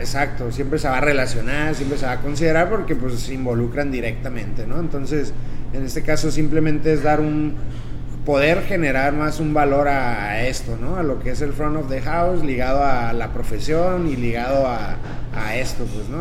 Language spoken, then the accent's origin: Spanish; Tijuana, Baja California, Mexico; nací aquí en Tijuana